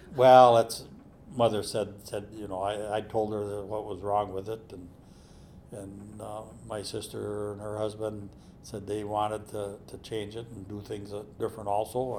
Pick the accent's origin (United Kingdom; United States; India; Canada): United States; Perham, Minnesota; I grew up on Little Pine